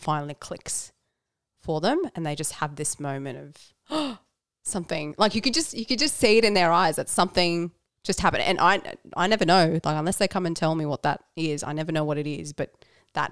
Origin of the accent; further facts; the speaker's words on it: Norway; I was born in Norway. Yes, I'm a Norwegian citizen